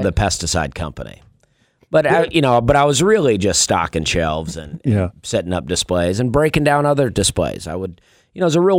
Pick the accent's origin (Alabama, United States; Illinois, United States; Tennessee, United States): Alabama, United States; Opelika; I grew up in Alabama, a town called Opelika, Alabama.